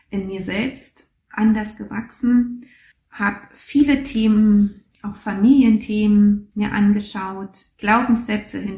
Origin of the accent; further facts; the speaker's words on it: East Germany, Germany; Und ich bin in der DDR groß geworden und in der DDR war Religion ähm, nicht unbedingt, naja, ein, äh, etwas zum Vorzeigen.